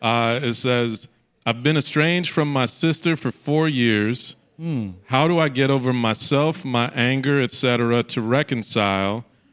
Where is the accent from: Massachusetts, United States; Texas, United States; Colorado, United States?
Massachusetts, United States; Boston; Irie, I'm from Boston.